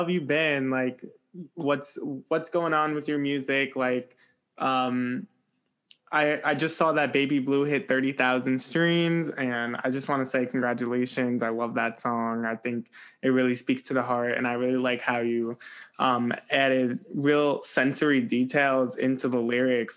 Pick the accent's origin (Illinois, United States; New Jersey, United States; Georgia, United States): New Jersey, United States; I'm a Jersey boy